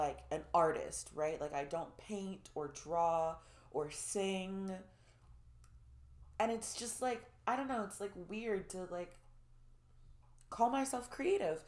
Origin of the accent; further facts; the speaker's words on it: Orlando, Florida, United States; moved away as an adult; also born or lived in Atlanta; I grew up in Orlando